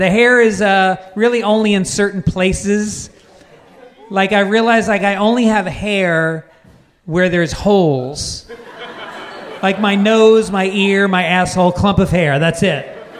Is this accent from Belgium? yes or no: no; Ireland; I'm just Irish, I'm pasty white, like the splatterings of freckles.